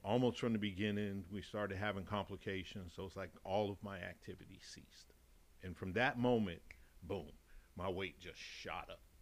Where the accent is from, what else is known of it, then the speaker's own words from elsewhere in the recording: Chicago, Illinois, United States; accent: Chicago Texan; moved away as an adult; also born or lived in Dallas, Texas; now in Massachusetts, United States; I'm originally from Chicago, mm-hmm. born and raised. So, 40 years in Chicago and then 10 years in Texas